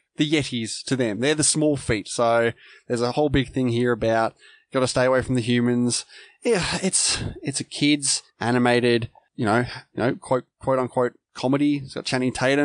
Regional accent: Australia; I'm Australian

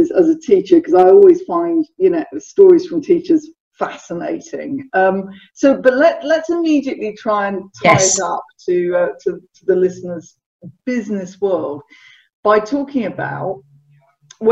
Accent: United Kingdom; now in Bournemouth, United Kingdom; I'm a southerner

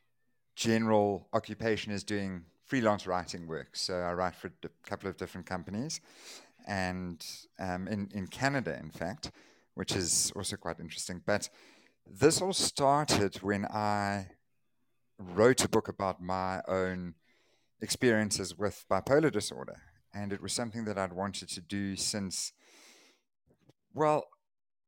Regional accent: Durban, KwaZulu-Natal, South Africa; I was born here in Durban, went to school, primary school, high school, university here

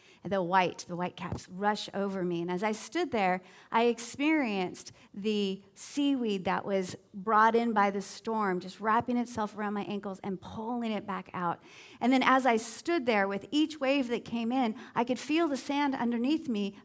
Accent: Southern California, United States; now in Southwest Florida, United States; I grew up at beaches in Southern California, and I went to beaches from before the time I could walk all the way up through high school

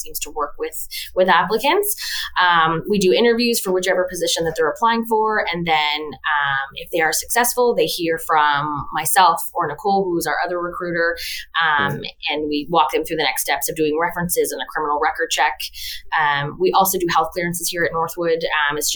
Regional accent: Halifax, Nova Scotia, Canada; born and raised in Halifax as well

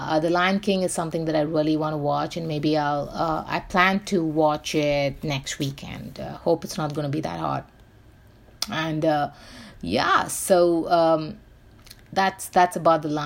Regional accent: Mumbai, Maharashtra, India; I grew up in Bombay

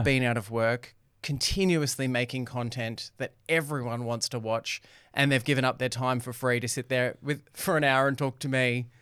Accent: Doncaster, Victoria, Australia; I grew up in Doncaster, Temple

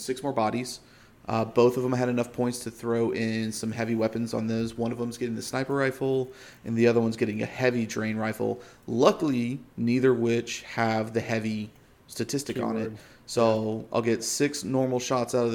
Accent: Washington, District of Columbia, United States; you went to my hometown

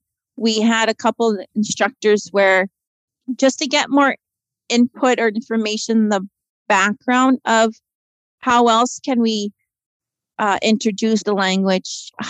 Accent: Norway House, Manitoba, Canada; now in Gillam, Canada; I'm originally from Norrie House, which is called Guinness LCB. My childhood there was amazing.

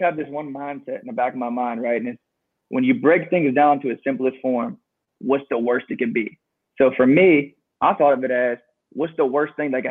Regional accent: Pittsburgh, Pennsylvania, United States; I grew up in Pittsburgh, very humble beginnings

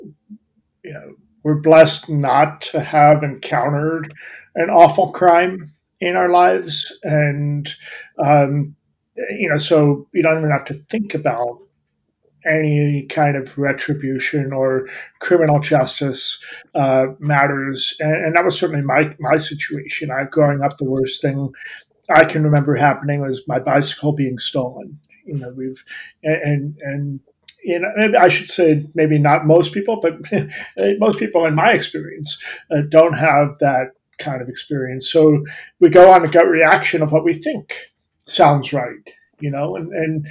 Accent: Columbus, Ohio, United States; I'm from Ohio. I grew up in Columbus. That's where I live now.

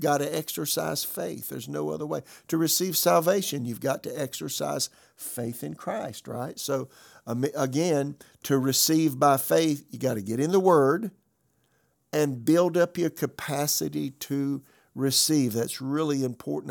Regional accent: Florence, South Carolina, United States; moved away; also born or lived in Raleigh, North Carolina; my hometown, Florence, South Carolina

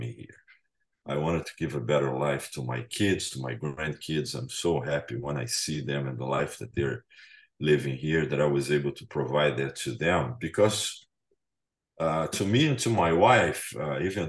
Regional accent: Brazil; moved away; I'm from Brazil

